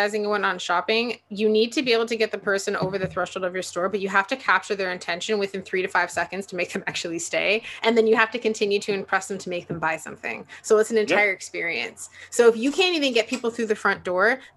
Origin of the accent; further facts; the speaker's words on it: Toronto, Ontario, Canada; I grew up in Toronto